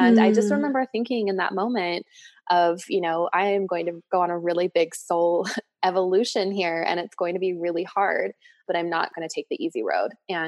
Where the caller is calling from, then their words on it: Boulder, Colorado, United States; So I am coming from Boulder, Colorado, and I'm in my office.